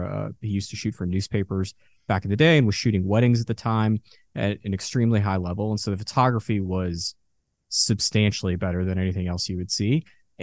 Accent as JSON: {"language": "English", "town": "Dallas", "region": "Texas", "country": "United States", "tie": "born or raised there", "also_born_or_lived": "Boston", "said": "I grew up in Dallas. I was born in Boston, but I've been here since 99."}